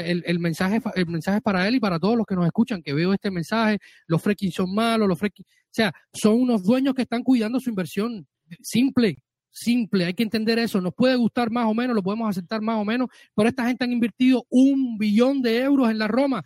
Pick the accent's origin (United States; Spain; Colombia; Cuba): Cuba; mi tierra cubano